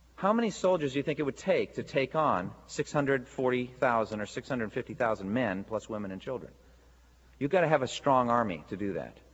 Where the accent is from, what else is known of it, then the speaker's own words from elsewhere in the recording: United States; as American Christians